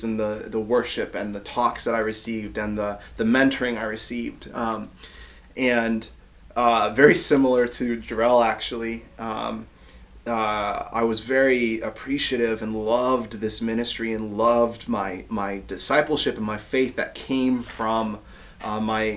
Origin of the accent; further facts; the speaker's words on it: Ypsilanti, Michigan, United States; moved away as an adult; also born or lived in Grand Rapids, Michigan; now in Maryland, United States; where I grew up in Ypsilanti, Michigan